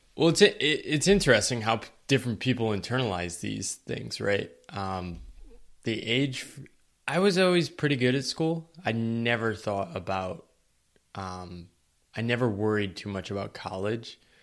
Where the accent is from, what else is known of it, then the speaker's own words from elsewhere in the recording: eastern Connecticut, United States; moved away; I grew up in a small town in eastern Connecticut.